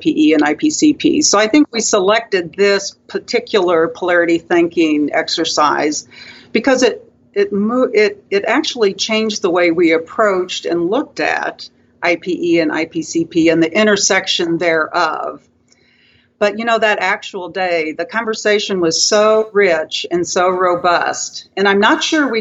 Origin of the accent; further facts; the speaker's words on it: Kansas, United States; now in Arkansas, United States; I grew up in Kansas, so I'm actually closer to the Midwest